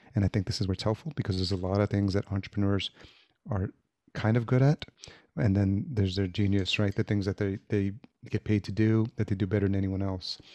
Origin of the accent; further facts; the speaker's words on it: Yonkers, New York, United States; moved away as an adult; also born or lived in El Salvador / Atlanta / Los Angeles; now in Minneapolis, United States; I was born in El Salvador, and my parents brought me here when I was, uh, less than a year old, and I grew up in Yonkers, New York